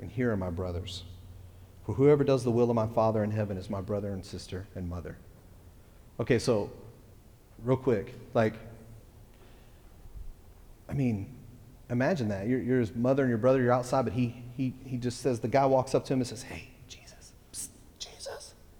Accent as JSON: {"language": "English", "region": "Texas", "country": "United States", "said": "I'm from Texas"}